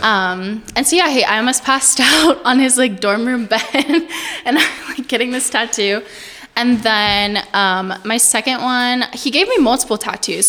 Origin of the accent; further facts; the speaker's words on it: Portales, New Mexico, United States; I'm from Portales, New Mexico